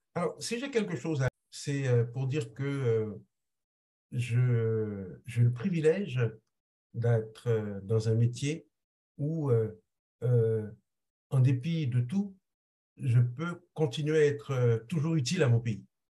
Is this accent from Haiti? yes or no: yes; Haiti; first language Haitian Creole; French is a second language; moved away as an adult; now in France; rentrer en Haïti pour servir mon pays natal